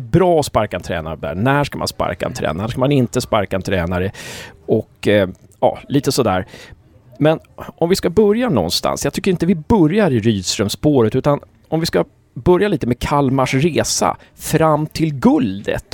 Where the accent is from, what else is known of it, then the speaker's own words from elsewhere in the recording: Uppsala, Uppsala County, Sweden; jag är uppväxt i Uppsala